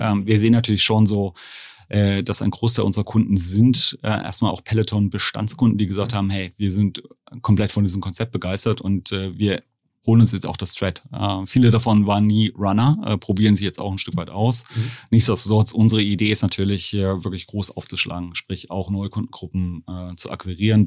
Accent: Germany; ich sehe mich nur rein als Deutscher

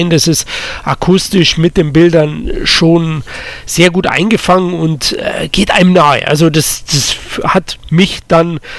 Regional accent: Munich, Bavaria, Germany; Ist jetzt zum Beispiel von mir, ich komme ja aus

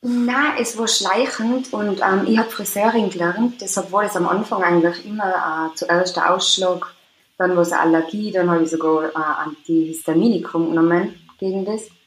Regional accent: Austria; also born or lived in Tyrol; ich komme aus Österreich, also in Tirol wohne.

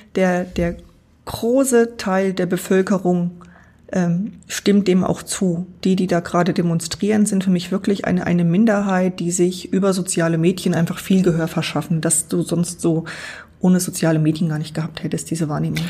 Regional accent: Walldorf, Thuringia, Germany; es gab immer eine tolle Christenlehre bei uns in Waldorf

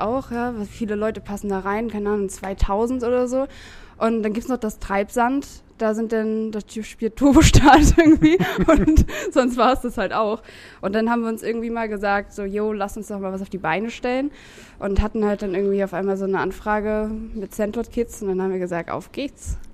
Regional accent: Lübeck, Schleswig-Holstein, Germany; moved away as an adult; now in Hamburg, Germany; ich komme aus Lübeck

